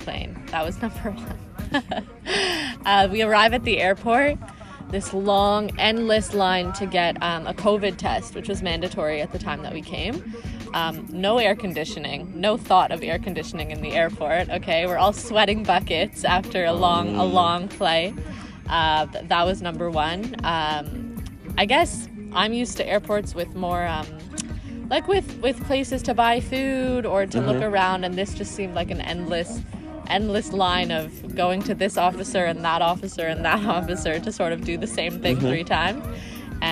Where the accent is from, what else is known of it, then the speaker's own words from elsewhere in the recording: South Africa; moved away; also born or lived in Toronto; I was born in South Africa, so I've always felt very connected to the continent